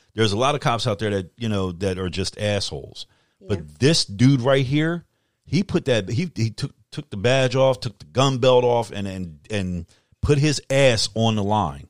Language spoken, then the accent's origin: English; United States; as an American